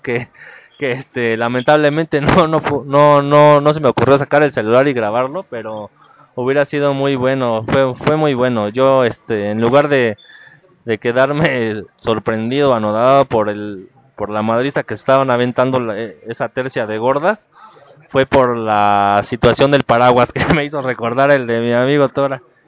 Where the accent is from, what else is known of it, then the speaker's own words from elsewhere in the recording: Mexico; todos los mexicanos nos ayudamos entre todos